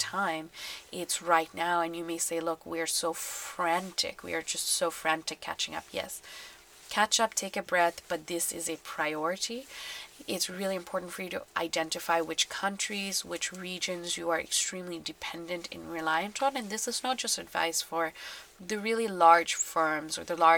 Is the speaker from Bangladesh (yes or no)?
yes; Bangladesh; I'm from Bangladesh